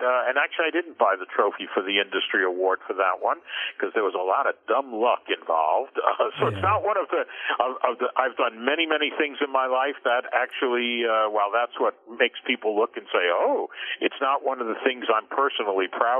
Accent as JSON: {"language": "English", "town": "New York City", "region": "New York", "country": "United States", "tie": "born or raised there", "said": "New York City kid, grew up in Queens, went to high school in Manhattan and college in Brooklyn"}